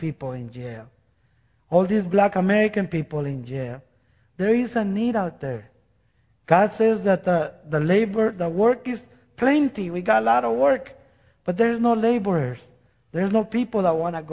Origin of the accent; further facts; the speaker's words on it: Guatemala; moved away; I am from Guatemala. By the way, I'm from Guatemala